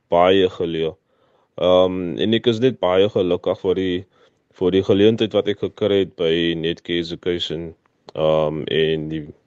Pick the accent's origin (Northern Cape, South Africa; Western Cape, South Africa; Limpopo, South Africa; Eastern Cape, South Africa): Western Cape, South Africa; Kuils River; also born or lived in Ravensmead; Ek is van Ravensmead. Ek was hier gebore, maar ons het getrek Kilsrivier, Silversands toe. Waar ek daar opgegroei het, ek het skool gegaan